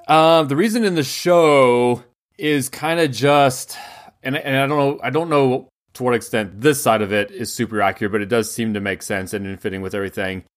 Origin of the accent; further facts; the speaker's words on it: United States; as an American